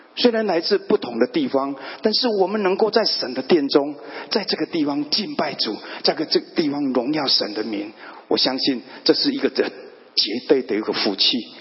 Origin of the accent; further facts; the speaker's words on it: Fengshan, Kaohsiung, Taiwan; 那我在高雄，南台湾，北一个小镇，大概人口有三十万的一个凤山这一个地方，我在那个地方长大